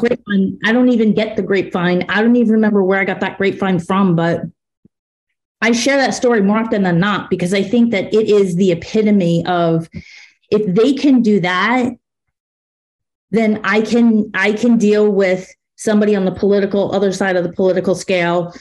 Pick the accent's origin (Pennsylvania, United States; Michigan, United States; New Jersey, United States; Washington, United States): New Jersey, United States; I'm from Jersey